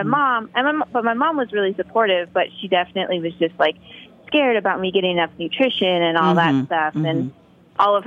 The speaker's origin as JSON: {"language": "English", "region": "Indiana", "country": "United States", "tie": "born or raised there", "also_born_or_lived": "Bloomington, Indiana", "said": "I grew up in Indiana, which was only about an hour from Chicago"}